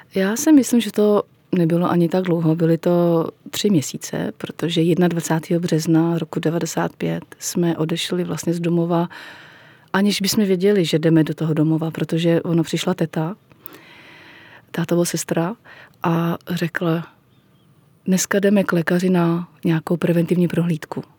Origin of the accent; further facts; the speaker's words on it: Plzeň, Plzeň Region, Czechia; když jsem znova chodila do první třídy, to už bylo tady v Plzni